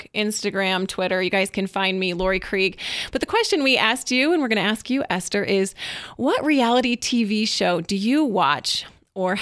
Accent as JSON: {"language": "English", "region": "Michigan", "country": "United States", "said": "a fellow Michigander. If we could see you, we'd be holding up our hands and pointing where on the mitten we're from."}